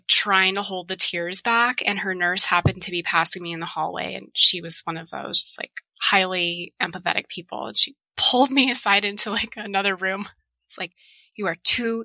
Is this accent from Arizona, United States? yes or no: yes; Tucson, Arizona, United States; I was born and raised in Tucson